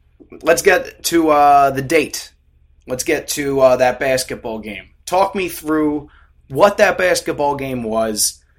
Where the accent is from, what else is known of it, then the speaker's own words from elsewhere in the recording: Philadelphia, Pennsylvania, United States; I grew up in a very different place. I did not grow up in Iowa in the late 60s. I grew up in Philadelphia in the late 2010s